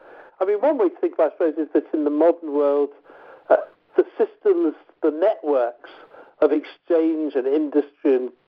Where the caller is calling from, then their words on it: Scotland, United Kingdom; I'm ringing you from Scotland now, and just north of me is Dundee